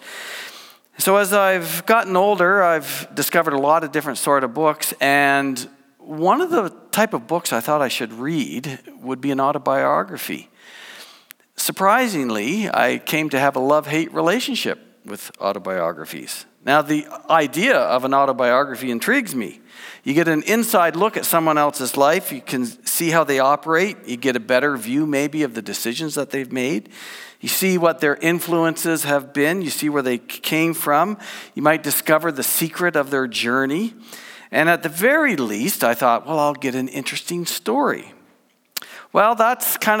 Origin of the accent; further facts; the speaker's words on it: New Brunswick, Canada; I grew up in New Brunswick, born and raised